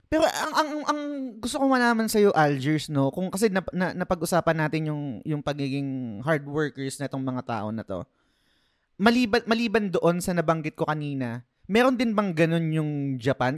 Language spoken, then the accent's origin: Tagalog; Philippines; bilang Pinoy